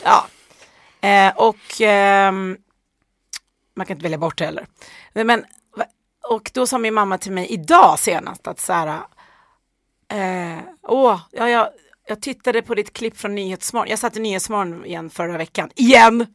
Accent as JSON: {"language": "Swedish", "town": "Ockelbo", "region": "Gävleborg County", "country": "Sweden", "tie": "born or raised there", "said": "hamnade sen i Ockelbo där jag växte upp"}